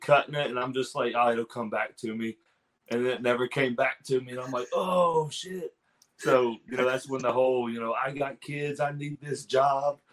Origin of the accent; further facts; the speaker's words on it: Pineville, West Virginia, United States; my actual hometown is Pineville, and it's only like 30 minutes away